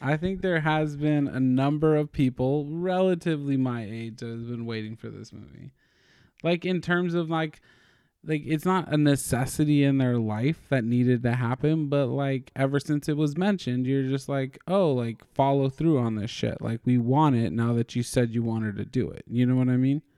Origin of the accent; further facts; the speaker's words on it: California, United States; we're Californian